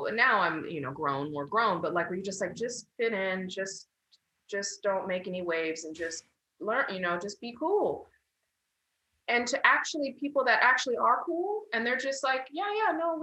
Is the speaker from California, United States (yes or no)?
yes; San Clemente, California, United States; growing up in San Clemente